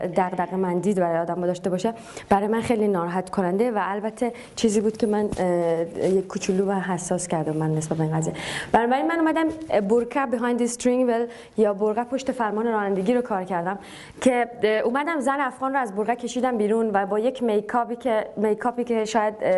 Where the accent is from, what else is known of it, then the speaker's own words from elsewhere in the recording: Tehran, Tehran Province, Iran; من مثلا تو تهران بزرگ شدم